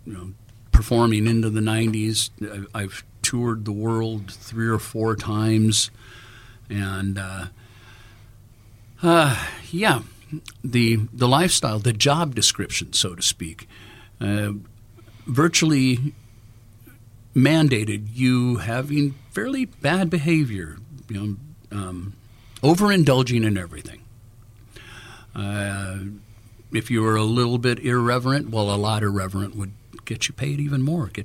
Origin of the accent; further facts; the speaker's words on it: Los Angeles, California, United States; Born and raised in Los Angeles as a musician.